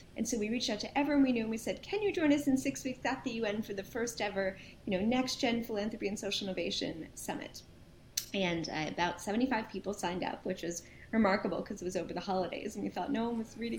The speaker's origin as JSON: {"language": "English", "town": "Princeton", "region": "New Jersey", "country": "United States", "tie": "born or raised there", "also_born_or_lived": "Brooklyn, New York", "said": "we moved to Princeton, New Jersey, and I lived there uh, for a bunch of years"}